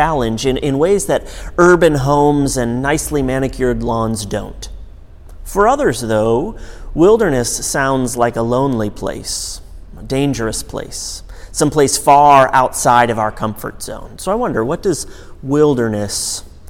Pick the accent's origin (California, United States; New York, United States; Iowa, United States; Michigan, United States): Michigan, United States; Michigan's Upper Peninsula, United States; I grew up in Michigan's Upper Peninsula in an incredibly rural area.